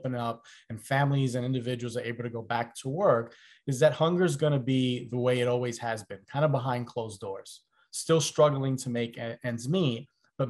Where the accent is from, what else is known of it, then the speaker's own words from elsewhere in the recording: New York City, New York, United States; growing up in the South Bronx